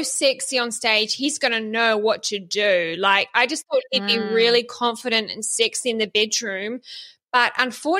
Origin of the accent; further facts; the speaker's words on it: Bay of Plenty, New Zealand; now in Australia; I'm from the Bay of Plenty in the North Island